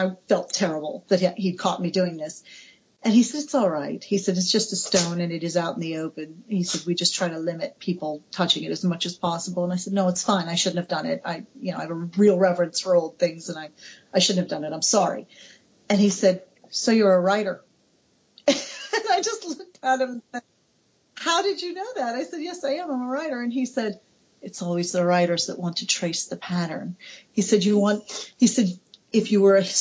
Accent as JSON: {"language": "English", "country": "United States", "said": "I'm American, my country is 200 years old"}